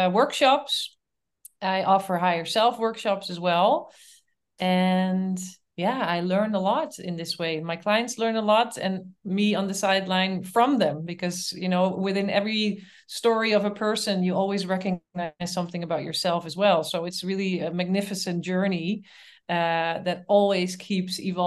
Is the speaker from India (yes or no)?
no; Netherlands; moved away as an adult; also born or lived in Canada; now in Berlin, Germany; I'm from the Netherlands, and I moved to Canada.